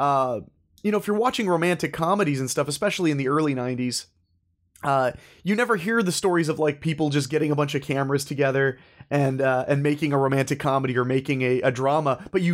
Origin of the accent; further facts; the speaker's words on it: Ohio, United States; moved away as an adult; also born or lived in New Hampshire / New Jersey; I was born in Ohio. I spent a little bit of my childhood, a very small amount of my childhood, in New Hampshire. But for the most part, Ohio boy. When I turned 18, I actually moved to New Jersey.